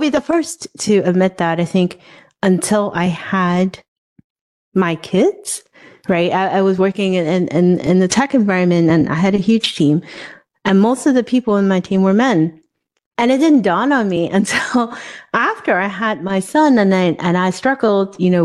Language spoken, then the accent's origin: English; Hong Kong; moved away; I grew up in a very different society. Where I grew up in Hong Kong